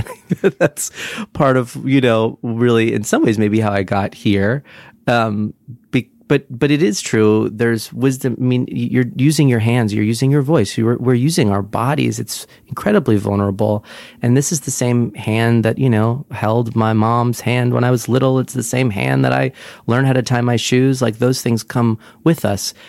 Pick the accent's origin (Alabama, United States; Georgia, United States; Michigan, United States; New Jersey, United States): New Jersey, United States; Brick; also born or lived in Sunnyside, Queens, New York; now in New York, United States; I'm originally from Brick, New Jersey, the Jersey Shore